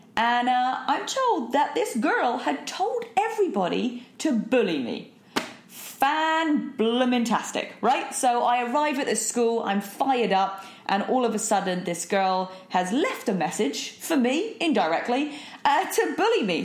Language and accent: English; United Kingdom; also born or lived in London; I'm British, so that we, we do typically speak very fast